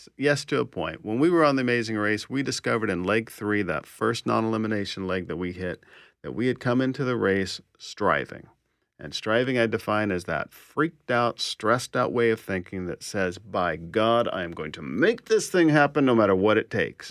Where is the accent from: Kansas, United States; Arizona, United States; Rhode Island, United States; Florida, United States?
Kansas, United States; Kansas City; moved away as an adult; also born or lived in Texas; now in Winnipeg, Canada; I was born in Texas, was raised in Kansas, and I've lived in Winnipeg now twenty-eight years.